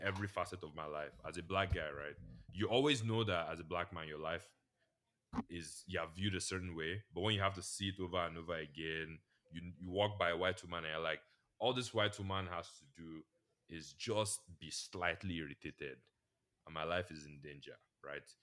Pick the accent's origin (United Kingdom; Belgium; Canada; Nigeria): Nigeria; now in United States; everybody in my department knows I'm Nigerian